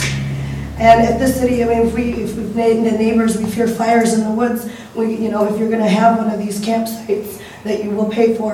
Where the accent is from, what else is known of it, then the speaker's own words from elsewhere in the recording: Wausau, Wisconsin, United States; now in Astoria, United States; I'm from Wausau, Wisconsin